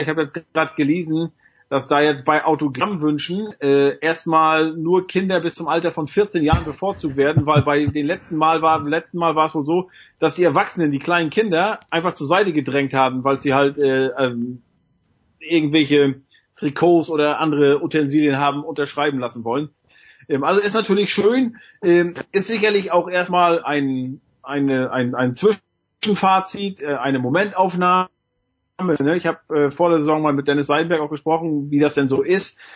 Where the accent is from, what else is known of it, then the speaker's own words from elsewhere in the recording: East Germany, Germany; bei uns im Osten